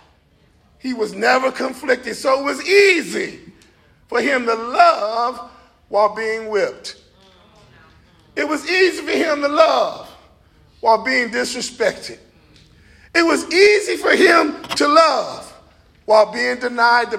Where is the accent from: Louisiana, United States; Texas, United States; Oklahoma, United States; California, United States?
California, United States; Los Angeles; I'm from Watts, California